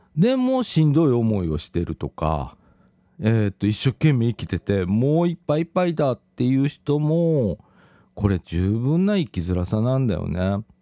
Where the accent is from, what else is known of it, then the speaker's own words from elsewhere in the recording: Shirahama, Wakayama, Japan; moved away; 私自身はね、和歌山県の白浜町っていうところが、まあ、私の実家